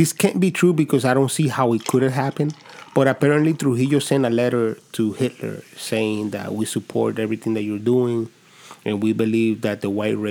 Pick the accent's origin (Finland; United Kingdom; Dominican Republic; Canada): Dominican Republic; now in United States; I grew up in Dominican Republic